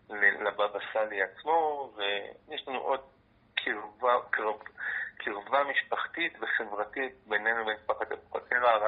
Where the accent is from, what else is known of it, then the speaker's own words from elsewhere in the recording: Jaffa, Tel Aviv District, Israel; נולדתי אכן ביפו … בתו של הרב אברהם מצד אבי, אבי שלי משנות ה-50, אני נולדתי ביפן, אני דובר את השפה המרוקאית